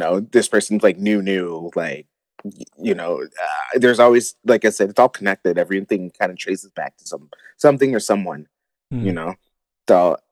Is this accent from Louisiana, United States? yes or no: no; Detroit, Michigan, United States; moved away as an adult; also born or lived in Los Angeles / Calgary, Canada; now in Denver, United States; growing up in Detroit